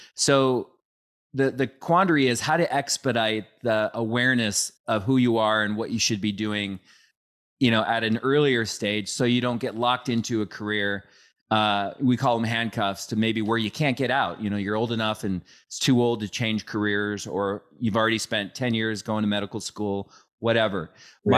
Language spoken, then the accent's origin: English; Bridle Trails, Washington, United States; I grew up in Bridal Trails